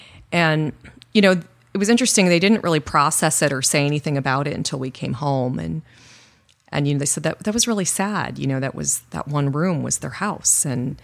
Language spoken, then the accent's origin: English; Illinois, United States; born there; also born or lived in South Korea / Middle East; Is, you know, and I grew up in the Middle East. Mm. So interestingly enough, I was born in Illinois, and we moved to South Korea when I was you know, young, and then we lived in the Middle East for a long time, and then moved back to the U.S.